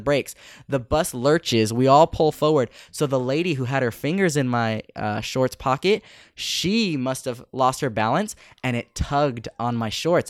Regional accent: Bay Area, California, United States; coming from the States or coming from the Bay Area

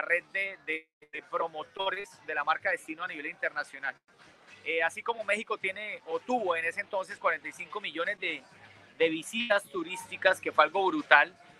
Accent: Bucaramanga, Santander, Colombia; also born or lived in Brisbane, Australia; soy de Bucaramanga, Santander, un departamento que es límite con Venezuela en Colombia

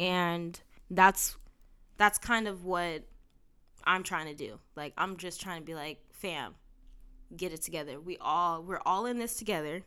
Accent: San Bernardino, California, United States; my hometown

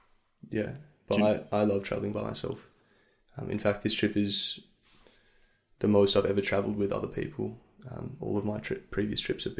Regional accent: Melbourne, Victoria, Australia; moved away; I grew up in Melbourne

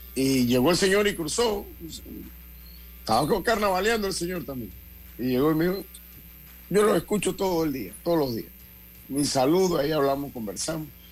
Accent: Panama; yo como panameño

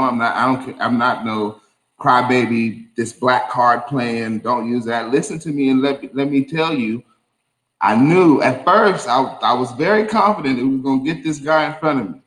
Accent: Eunice, New Mexico, United States; I grew up in Eunice, New Mexico.

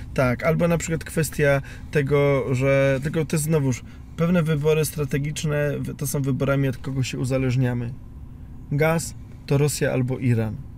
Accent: Piekary Śląskie, Silesian Voivodeship, Poland; jako Ślązak i syn górnika z piekar śląskich

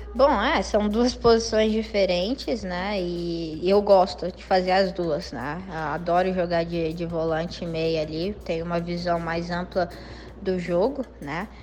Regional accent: Brazil; also born or lived in United States; nós somos brasileiros mais técnicos

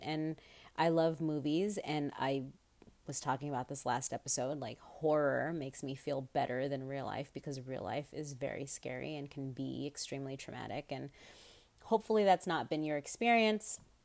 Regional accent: United States; as an American

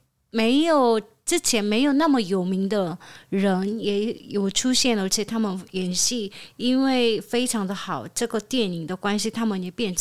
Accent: South Korea; moved away; 我是从韩国来的

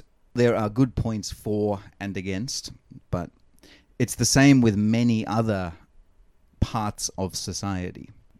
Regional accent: Australia

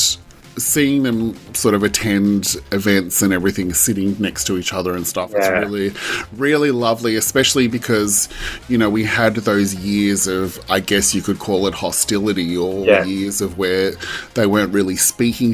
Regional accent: Australia

